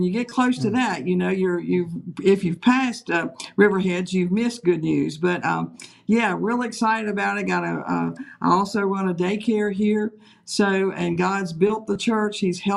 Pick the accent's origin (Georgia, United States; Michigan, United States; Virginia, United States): Virginia, United States; Page County; I was originally from Page County, so I know a little bit about this particular area